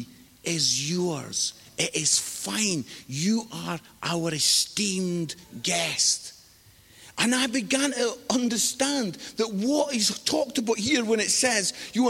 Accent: Scotland, United Kingdom; now in England; I'm living in England. I'm married to an English lady. My kids were born in England. But I am Scottish.

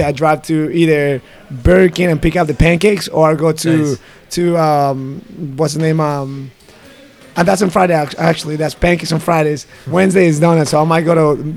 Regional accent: Mexico; me being Mexican and my wife being American

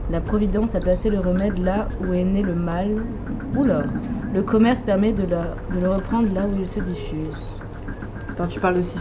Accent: France; c'est pas parce que j'ai des origines, effectivement, oui, je suis française, je suis blanche

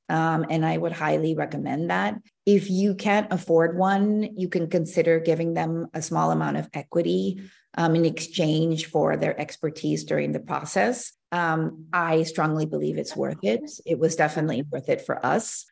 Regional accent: Seattle, Washington, United States; moved away as an adult; also born or lived in Maryland / Hong Kong / Korea (ancestry); now in Italy; I was actually born in Maryland, um, but grew up in Seattle

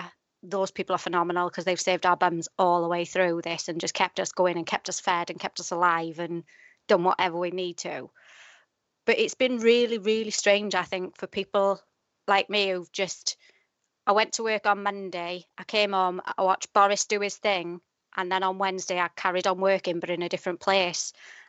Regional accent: Wales, United Kingdom; moved away as an adult; now in Doncaster, United Kingdom; I live in Doncaster, but I'm originally from South Wales. I moved here sort of 10 years ago, and I can't quite shake my accent off, although when I go home, they tell me I'm Northern.

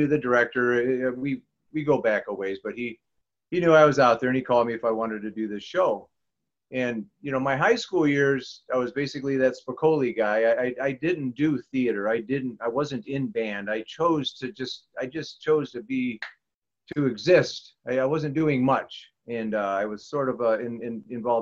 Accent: Clinton, Iowa, United States; also born or lived in Morrison, Illinois; now in Freeport, United States; I grew up in Clinton, Iowa, and Morrison, Illinois

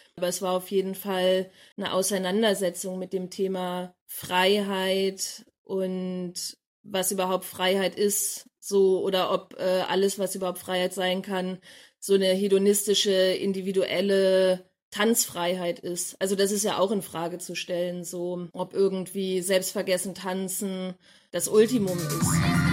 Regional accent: Abbesbüttel, Lower Saxony, Germany; now in Leipzig, Germany; ich komme ursprünglich aus Abbesbüttel, einem kleinen Dorf in Niedersachsen

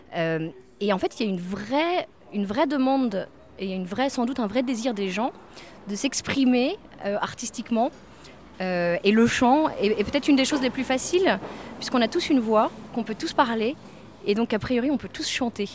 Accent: France; now in London, United Kingdom; en tant que Français, on est unique à Londres

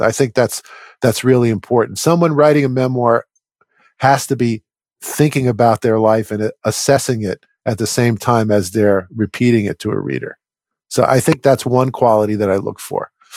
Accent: New York metropolitan area, United States; I grew up in the New York metropolitan area

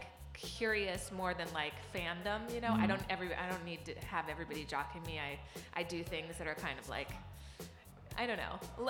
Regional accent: California, United States; also born or lived in New York City; now in Los Angeles, United States; I'm kind of glad that I'm living in California because I am a native Californian.

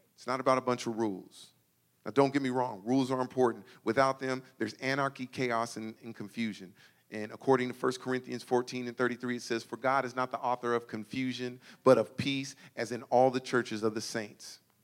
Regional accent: Suisun City, California, United States; I grew up here in Susoon

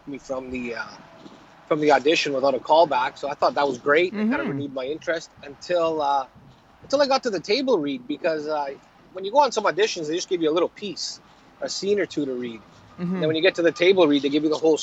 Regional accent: Prince George, British Columbia, Canada; also born or lived in Italy; now in Vancouver, Canada; I grew up in Prince George

